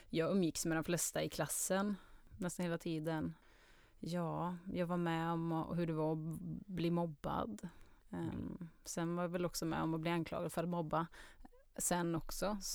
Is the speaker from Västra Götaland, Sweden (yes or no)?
no; Karlstad, Värmland, Sweden; also born or lived in Germany; Karlstad Så värmlänning ehm, Jag har väl kanske inte jättetydlig Karlstad-dialekt Utan folk brukar tro att jag kommer från typ Trollhättan eller Borås, att det är någonstans mittemellan. Um, men där är i alla fall uppväxt. Och i Tyskland har jag bott också